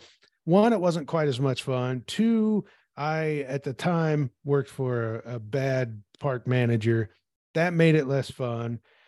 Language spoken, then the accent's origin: English; Peoria, Illinois, United States; I grew up in Peoria, Illinois, which is the very middle of Illinois, halfway between St. Louis and Chicago.